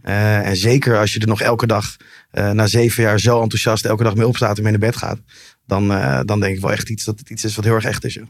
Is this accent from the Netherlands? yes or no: yes; Amsterdam, North Holland, Netherlands; Ik ben geboren in Amsterdam.